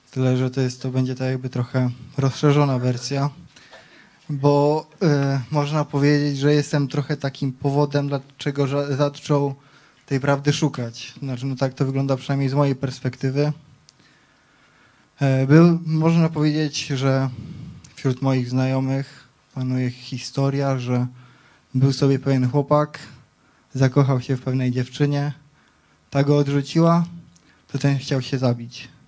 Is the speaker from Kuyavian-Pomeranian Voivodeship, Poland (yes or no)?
no; Wieliczka, Lesser Poland, Poland; przyjechałem z Wieliczki. Mam 23 lata